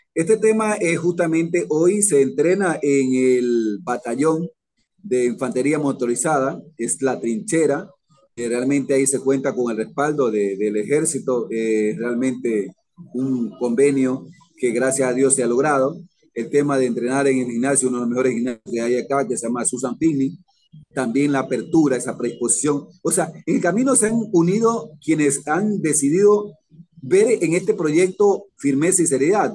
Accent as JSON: {"language": "Spanish", "region": "Esmeraldas", "country": "Ecuador"}